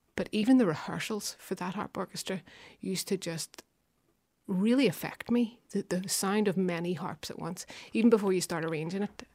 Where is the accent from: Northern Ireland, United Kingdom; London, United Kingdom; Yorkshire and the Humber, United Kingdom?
Northern Ireland, United Kingdom; Belfast; I'm from West Belfast, Anderson Town